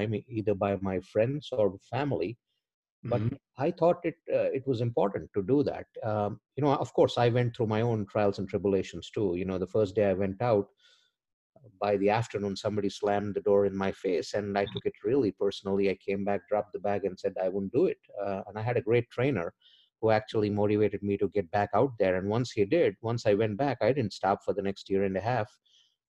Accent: India; moved away as an adult; also born or lived in Norfolk, Virginia; now in United States; I'm from India. I've been in the US for about 20 years. I'm an immigrant.

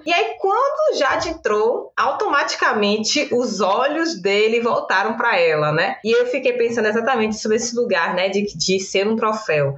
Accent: Cachoeira, Bahia, Brazil; also born or lived in Salvador; eu sou de Cachoeira, no interior da Bahia, Recôncavo Baiano

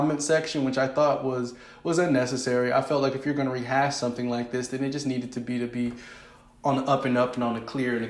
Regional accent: Oakland, California, United States; also born or lived in Richmond, California / San Pablo, California; Richmond and Oakland, San Pablo. That's where I'm from. Those were the places. That's where I went to school

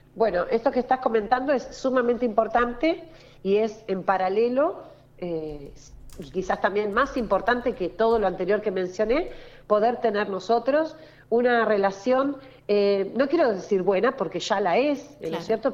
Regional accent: Buenos Aires Province, Argentina; Nuestra región, nuestra región, nuestro litoral marítimo, Patagones, es el distrito bonaerense más grande de la provincia de Buenos Aires

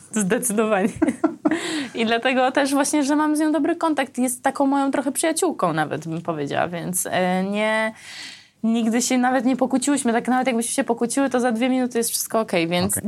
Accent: Armenia; now in Poland; pochodzę z Armenii, że jak ja trafiłam do Polski

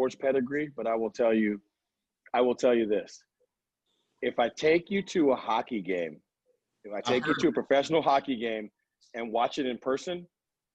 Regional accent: New York City, New York, United States; I was born and raised in Brooklyn, New York

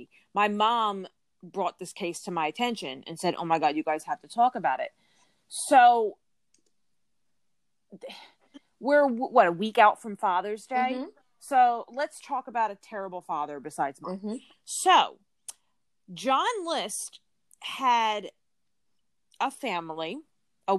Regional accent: New Jersey, United States; I'm from New Jersey, but I'm from South, so very far away from there.

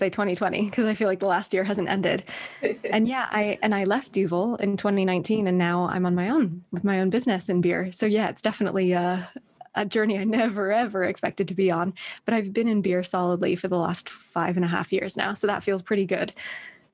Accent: Northern Ireland, United Kingdom; also born or lived in Berkeley, United States / New York, United States; now in London, United Kingdom; I grew up in Northern Ireland, so I'd never lived in London before

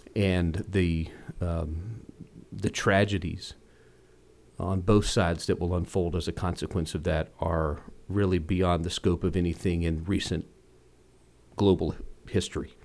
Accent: Rock Hill, South Carolina, United States; I grew up in Rock Hill.

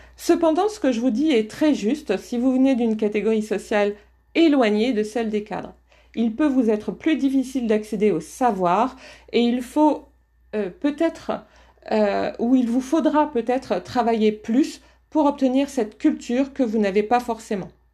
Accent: the Nord, Hauts-de-France, France; accent: Ch'ti; je viens du Nord

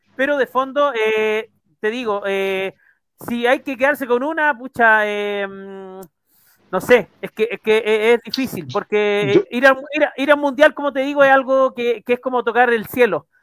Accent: Chile; uno como hincha chileno

